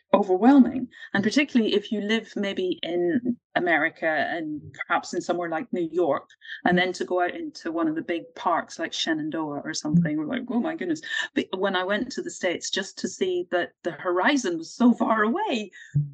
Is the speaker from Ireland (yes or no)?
yes; Ireland; also born or lived in Manchester / Bristol / Greater London; now in Wales, United Kingdom; I grew up in Ireland and then moved to Manchester and to Bristol, to Greater London, and now to Wales.